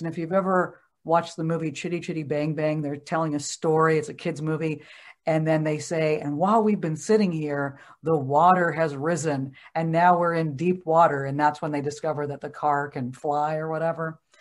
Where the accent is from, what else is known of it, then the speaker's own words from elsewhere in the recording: Oregon, United States; I grew up in Oregon